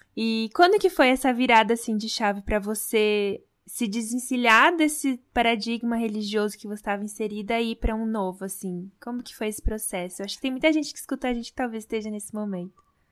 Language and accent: Portuguese; Brazil; como a gente nasceu no Brasil